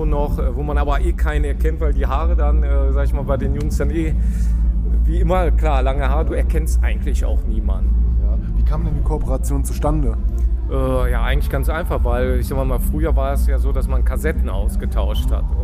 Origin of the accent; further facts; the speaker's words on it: Düsseldorf, North Rhine-Westphalia, Germany; wir kommen ja aus dem Rheinland, Düsseldorf, äh, ist ja auch nur ein paar Meter entfernt